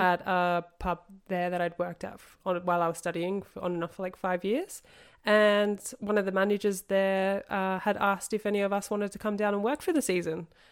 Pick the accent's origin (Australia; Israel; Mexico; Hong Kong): Australia; moved away as an adult; growing up in Australia